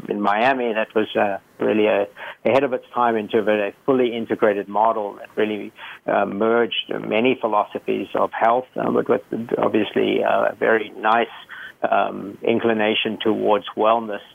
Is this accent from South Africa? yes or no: yes; South Africa; moved away; I grew up in South Africa, and I grew up in a very volatile time in the 80s.